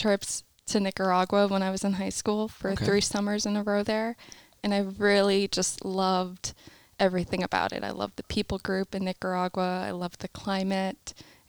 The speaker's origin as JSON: {"language": "English", "region": "Pennsylvania", "country": "United States", "moved": "yes", "lives_now": "West Palm Beach, United States", "said": "I'm from Pennsylvania, and I come from a very large family. There's 11 of us total, my mom, my dad, and 9 kids."}